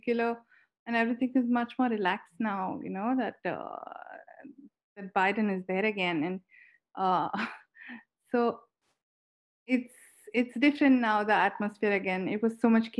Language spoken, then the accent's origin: English; Pune, Maharashtra, India; based in Pune, which is my hometown